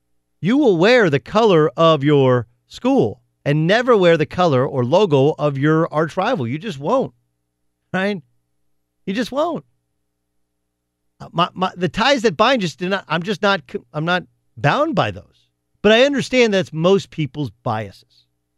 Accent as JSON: {"language": "English", "region": "Southern California", "country": "United States", "tie": "born or raised there", "also_born_or_lived": "Indiana / Oklahoma", "moved": "yes", "said": "Whether it's growing up in Southern California, whether it's when I went to Notre Dame or how Notre Dame ended, or whether it's going to Oklahoma State."}